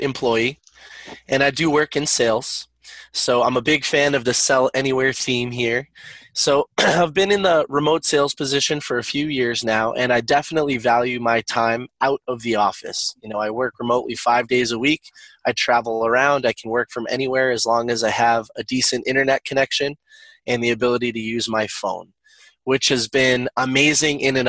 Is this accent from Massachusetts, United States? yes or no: yes; northeastern Massachusetts, United States; I'm from northeastern Massachusetts.